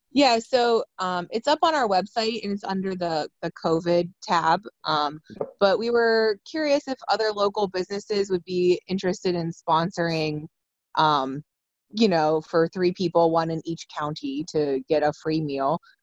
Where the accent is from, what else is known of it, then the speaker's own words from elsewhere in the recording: Salem, Ohio, United States; I'm from Salem, so um, like growing up, you know, we just had Salem stuff